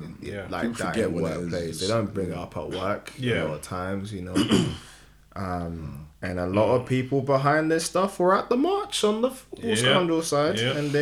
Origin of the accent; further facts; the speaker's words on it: Ghana; as a Ghanaian